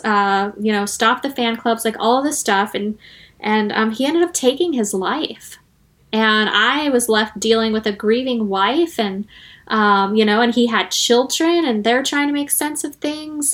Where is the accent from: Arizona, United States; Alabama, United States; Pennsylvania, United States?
Arizona, United States; moved away; my home state of Arizona